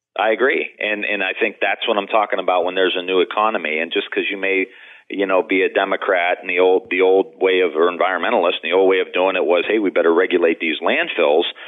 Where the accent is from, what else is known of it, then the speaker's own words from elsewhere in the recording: Youngstown, Ohio, United States; I'm from Youngstown, Ohio